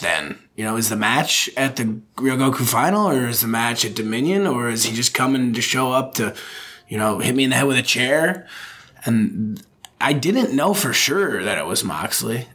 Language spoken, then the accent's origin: English; United States; moved away as an adult; also born or lived in Liverpool / Birkenhead; now in Japan; as an American